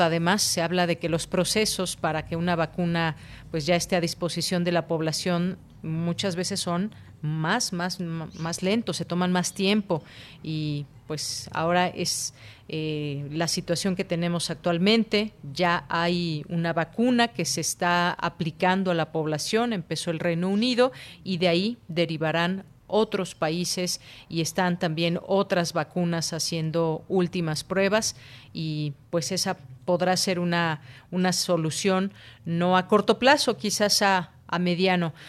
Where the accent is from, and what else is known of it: Mexico